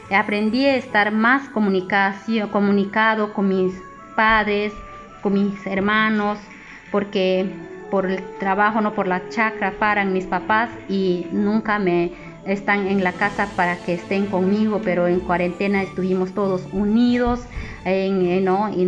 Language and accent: Spanish; Imaza, Bagua, Amazonas, Peru; Soy del departamento de Amazonas, provincia Bagua, distrito Imasa. Soy del colegio Nazaret